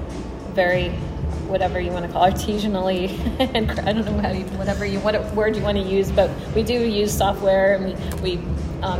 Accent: New Jersey, United States; I grew up in New Jersey

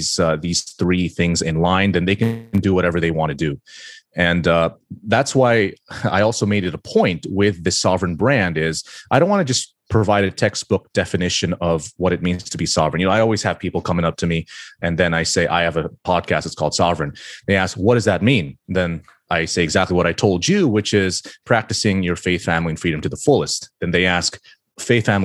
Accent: Philippines; I grew up in the Philippines

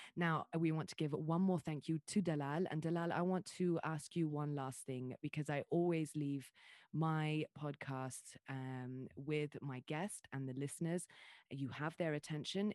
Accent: Dubai, United Arab Emirates; also born or lived in Riyadh / Jeddah; I was born and raised in Dubai.

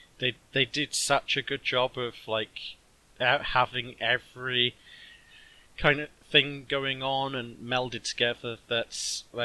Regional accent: Australia; I'm Australian.

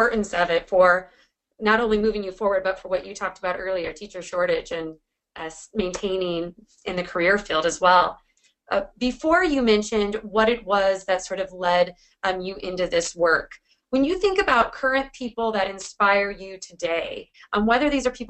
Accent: Washington, United States; my home state, or out of where I'm still. I've always been here.

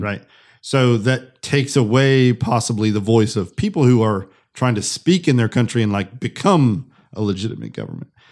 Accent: United States; as an American

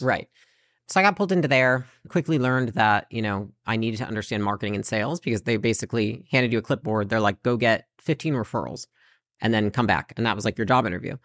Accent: Portage, Michigan, United States; moved away as an adult; also born or lived in California; So I lived in Portage, Michigan, pretty small town.

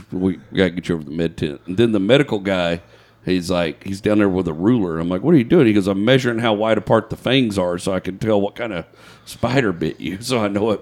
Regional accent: United States; I'm American.

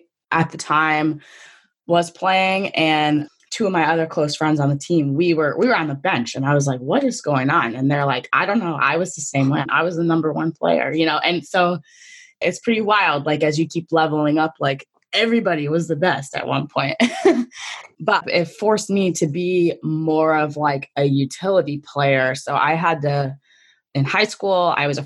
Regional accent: Connecticut, United States; I'm from Connecticut, so I wanted to go to UConn

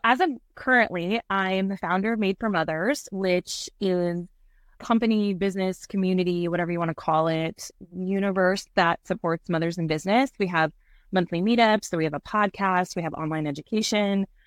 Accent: Santa Cruz, California, United States; moved away; I'm from Santa Cruz, California, and I had a very big, beautiful life there

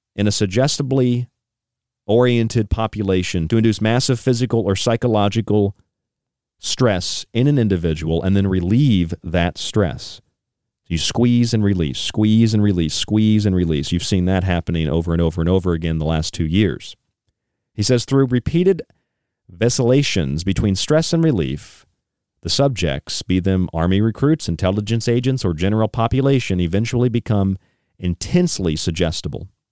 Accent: Morgantown, West Virginia, United States; now in New York, United States; I stayed in West Virginia on the way uh, where I grew up in Morgantown for a couple of years

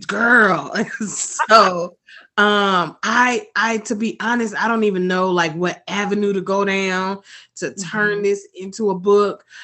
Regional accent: Atlanta, Georgia, United States; I am born and raised in Atlanta, Georgia. Product of Atlanta Public Schools

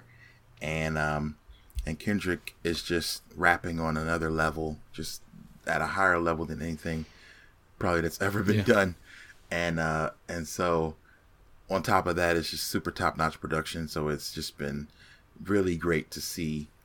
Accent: Phoenix, Arizona, United States; happened to be in my hometown of Phoenix

